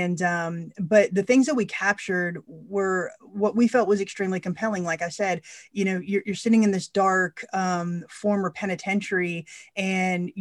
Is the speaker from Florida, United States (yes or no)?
yes; Florida, United States; I was born in Florida, you know, we do have those strong roots there in West Virginia